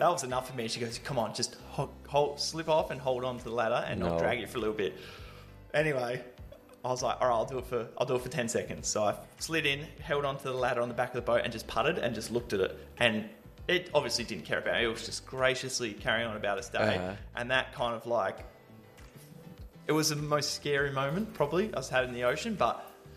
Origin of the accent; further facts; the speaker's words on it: Australia; being Australian, you spend a lot of time around the ocean and with the ocean.